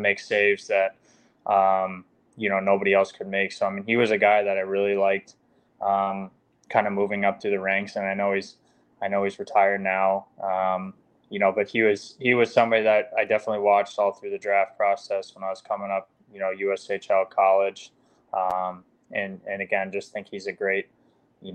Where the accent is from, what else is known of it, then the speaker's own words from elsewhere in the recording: United States; as an American